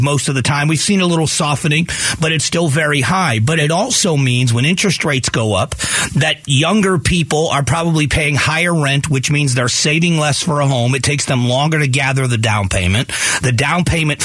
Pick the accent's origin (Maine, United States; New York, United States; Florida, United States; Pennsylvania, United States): Florida, United States; Fort Myers; also born or lived in Ohio; now in Phoenix, United States; Fort Myers is where I grew up. I was born in Ohio, but I grew up in Florida